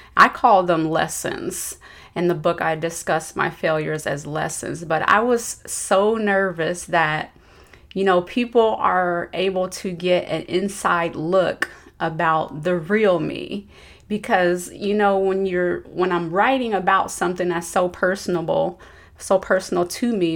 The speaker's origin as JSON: {"language": "English", "town": "Dayton", "region": "Ohio", "country": "United States", "tie": "born or raised there", "moved": "as an adult", "said": "I grew up in Dayton, Ohio."}